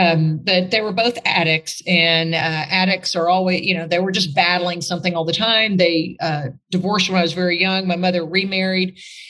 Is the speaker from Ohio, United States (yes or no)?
no; Newark, New Jersey, United States; moved away; also born or lived in Arkansas; remember I came from Newark, New Jersey to New Orleans to suck your toe, Arkansas, Durbot, Arkansas.